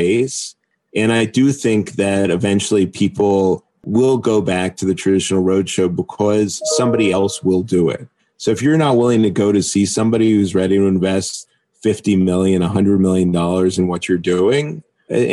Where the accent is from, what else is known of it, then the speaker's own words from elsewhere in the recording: United States; as an American